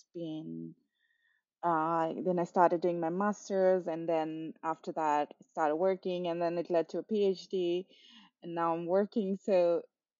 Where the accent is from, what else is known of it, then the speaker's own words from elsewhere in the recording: Kathmandu, Bagmati, Nepal; moved away as an adult; now in Sydney, Australia; I was born in Kathmandu, which is the capital of Nepal, and I lived there till I was 27 years old